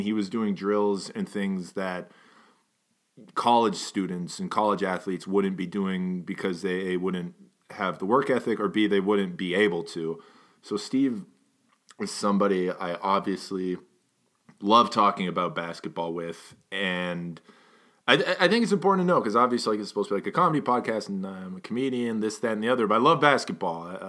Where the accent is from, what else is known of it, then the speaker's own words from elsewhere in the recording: Edmonton, Alberta, Canada; we were raised in Edmonton